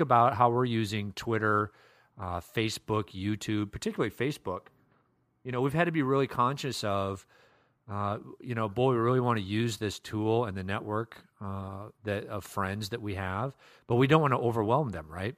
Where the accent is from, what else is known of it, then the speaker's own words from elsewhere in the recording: Iowa, United States; now in Minnesota, United States; I grew up in Iowa